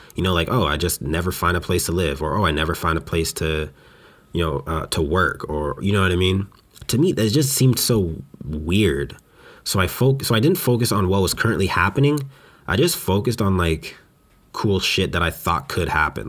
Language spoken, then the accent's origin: English; Western Canada, Canada; moved away as an adult; now in Montreal, Canada; I grew up in Western Canada